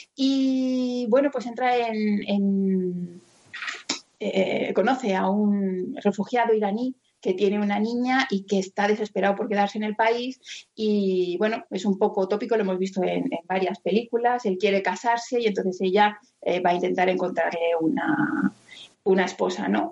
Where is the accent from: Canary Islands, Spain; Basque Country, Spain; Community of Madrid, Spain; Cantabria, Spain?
Community of Madrid, Spain; Madrid; yo que soy niña de, de Carabanchel que me, me crié al lado de un descampado